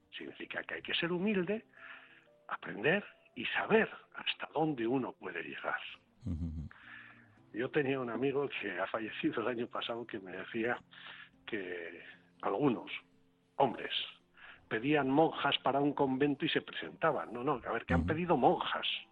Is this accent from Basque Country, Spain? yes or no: yes; Basauri, Basque Country, Spain; ser alcalde de mi pueblo, de ser alcalde de Basauri